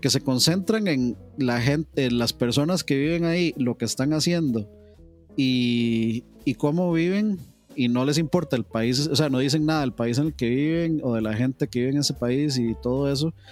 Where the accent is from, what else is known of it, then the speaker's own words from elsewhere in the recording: Costa Rica; como los ticos